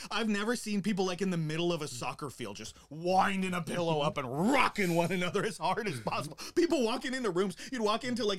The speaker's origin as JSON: {"language": "English", "town": "Great Falls", "region": "Montana", "country": "United States", "said": "I'm from Great Falls, Montana"}